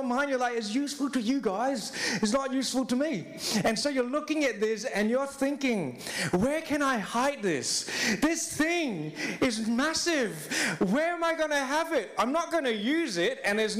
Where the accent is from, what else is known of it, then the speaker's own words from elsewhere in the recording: Singapore; now in Australia; I am from Singapore